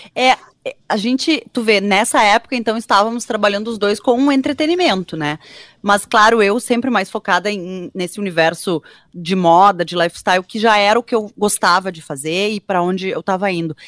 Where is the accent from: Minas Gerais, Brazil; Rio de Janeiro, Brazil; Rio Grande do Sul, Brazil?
Rio Grande do Sul, Brazil; Porto Alegre; also born or lived in Cruz Alta; Então eu nasci em Cruz Alta, mas eu na verdade morei a minha vida inteira já em Porto Alegre.